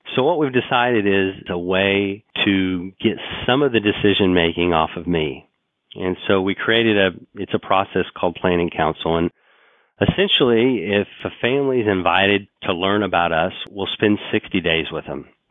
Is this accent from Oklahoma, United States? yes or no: yes; Oklahoma City, Oklahoma, United States; I grew up in Oklahoma City